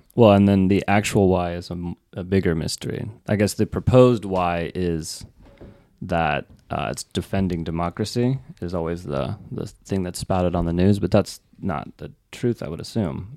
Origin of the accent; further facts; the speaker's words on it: Reno, Nevada, United States; moved away; From Reno, Nevada.